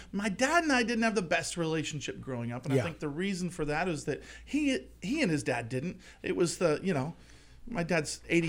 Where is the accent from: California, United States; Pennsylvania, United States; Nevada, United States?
California, United States; Palos Verdes Peninsula; Palos Verdes Peninsula.